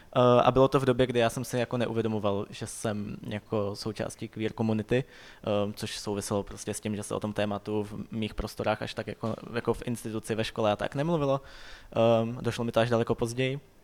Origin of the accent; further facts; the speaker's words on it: Vysočina Region, Czechia; now in Prague, Czech Republic; já jsem jako původem z Vysočiny